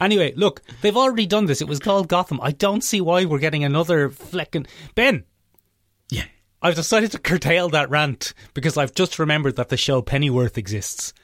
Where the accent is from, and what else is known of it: Ireland